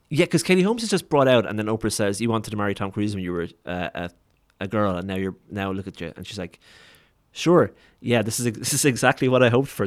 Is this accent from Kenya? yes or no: no; Waterford, Munster, Ireland; I'm from Waterford, which is a town or city of like forty thousand people